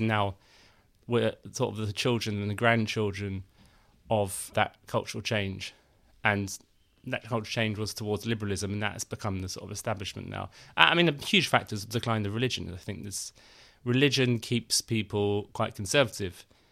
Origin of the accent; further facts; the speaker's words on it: London, United Kingdom; I grew up in London